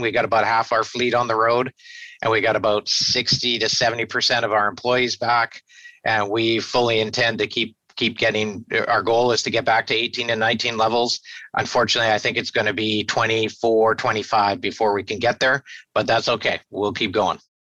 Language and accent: English; Victoria, British Columbia, Canada; born and raised in Victoria and proud to be uh, be a uh, Victorian